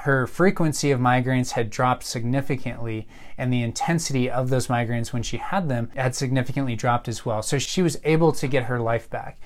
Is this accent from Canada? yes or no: no; Colorado Springs, Colorado, United States; also born or lived in Minnesota; I grew up here in Colorado Springs